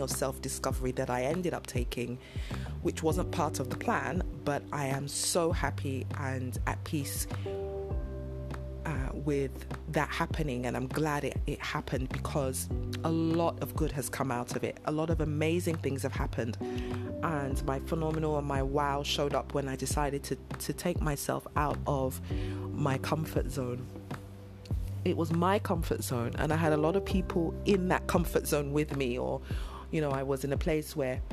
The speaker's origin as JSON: {"language": "English", "region": "London", "country": "United Kingdom", "tie": "born or raised there", "moved": "as an adult", "lives_now": "Nigeria", "said": "I am a British Nigerian. So I was born and raised in London in the UK, and I lived and worked and was educated there"}